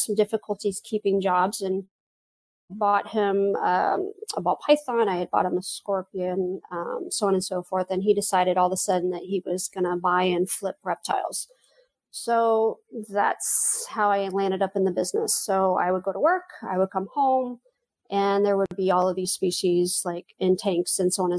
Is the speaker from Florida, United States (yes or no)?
yes; Central Florida, United States; also born or lived in Houston / California / Kwajalein, Marshall Islands / Dallas; I did most of my growing up in Central Florida.